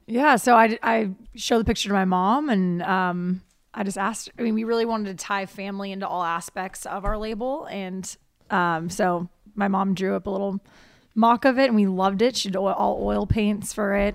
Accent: Ohio, United States; moved away; I'm from Ohio originally

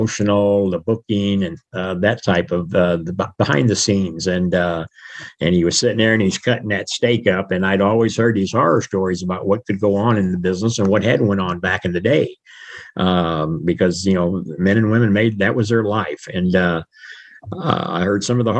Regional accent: United States; born or raised there

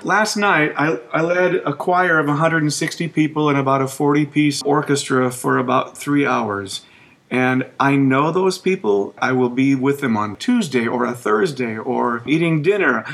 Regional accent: Minnesota, United States; moved away as an adult; also born or lived in San Antonio; now in Alabama, United States; I'm from Minnesota

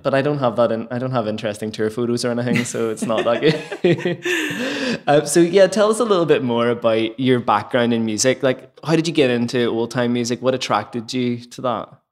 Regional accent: Lisburn, Northern Ireland, United Kingdom; in my hometown, Lisburn

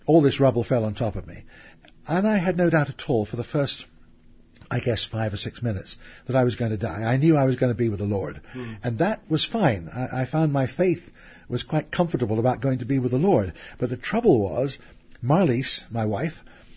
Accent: England, United Kingdom; I'm an Englishman

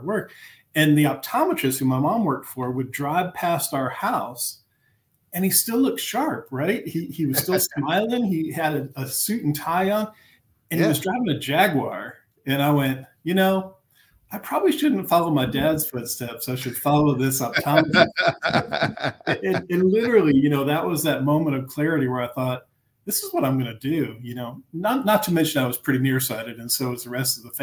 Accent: Fort Lauderdale, Florida, United States; moved away as an adult; now in Kentucky, United States; I grew up in Fort Lauderdale, Florida.

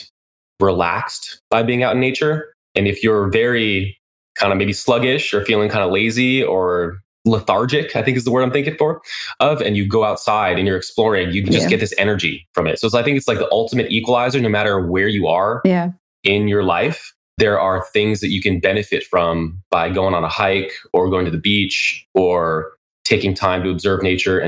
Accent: Taos, New Mexico, United States; also born or lived in Albuquerque, New Mexico; now in California, United States; I grew up in New Mexico

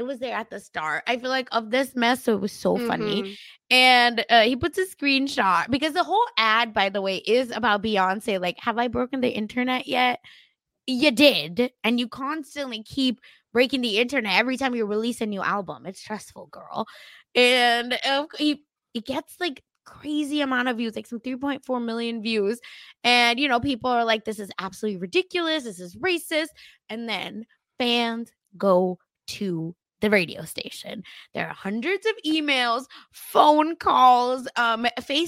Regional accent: Oklahoma, United States; born or raised there

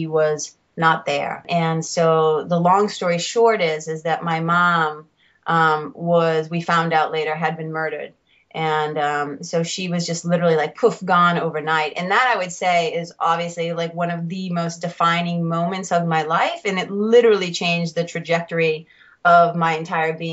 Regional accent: Lawrence, Massachusetts, United States; I grew up in Lawrence, Mass. Lawrence is about 30 minutes north of Boston.

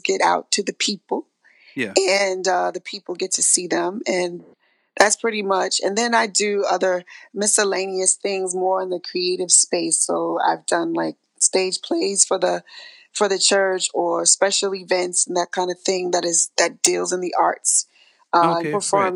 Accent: New York City, New York, United States; moved away as an adult; now in Los Angeles, United States; Well, I'm from Brooklyn. So my home church was New Life Cathedral

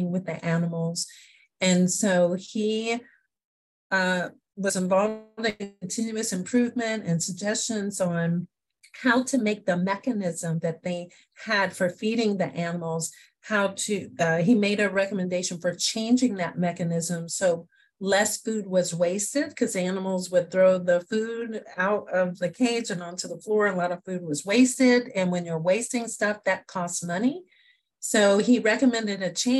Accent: Indianapolis, Indiana, United States; also born or lived in Oxford, Ohio; I'm from Indianapolis, Indiana. So I'm a Hoosier

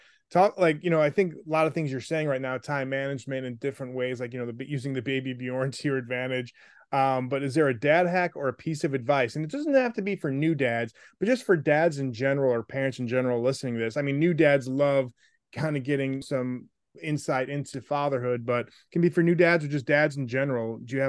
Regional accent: Buffalo, New York, United States; also born or lived in South Bend; growing up in Buffalo, like my mom, God rest her soul, like, you know, loved Sabres hockey, loved Buffalo Bills. And we moved around a lot.

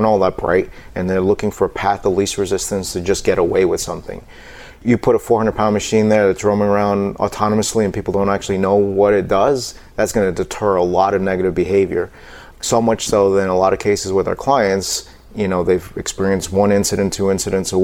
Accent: New York City, New York, United States; I was born in New York City. Someone hit my town on 9/11

